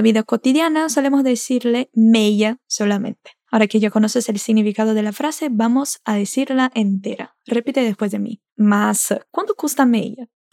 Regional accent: Brazil; nosotros brasileños

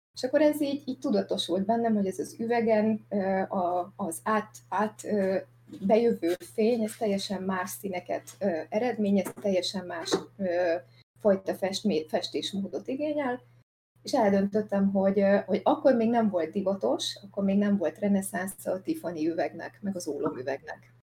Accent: Szikszó, Borsod-Abaúj-Zemplén, Hungary; a szülővárosomban Szikszón

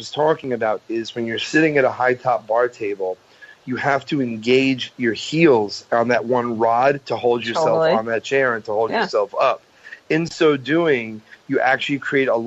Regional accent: New York, United States

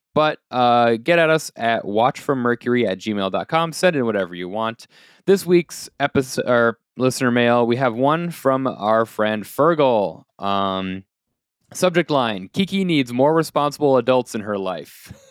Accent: United States; we are Americans

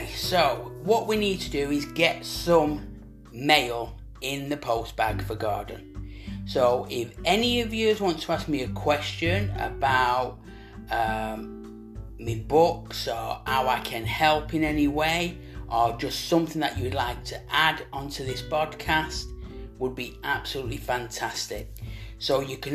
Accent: Manchester, North West England, United Kingdom

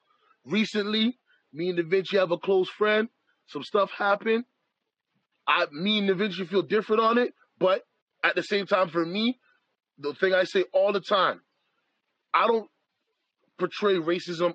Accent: Canada; I am a Canadian-born person. My family is from Jamaica. So my heritage is Jamaican. I am a Canadian

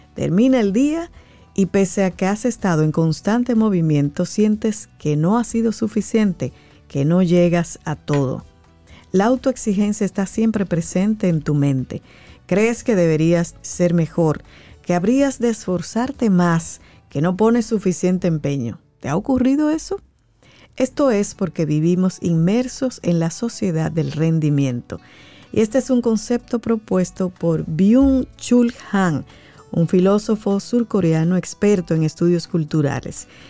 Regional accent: Dominican Republic; nosotros como República Dominicana

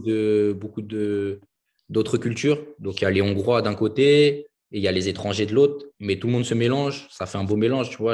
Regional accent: Villepinte, Île-de-France, France; also born or lived in Hungary; je suis originaire de Paris, la banlieue parisienne

